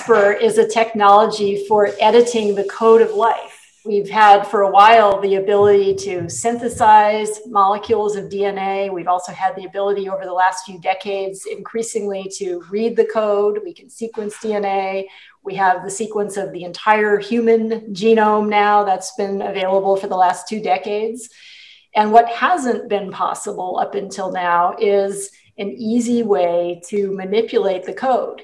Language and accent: English; Hawaii, United States; moved away; I feel a lot of pride coming from my home state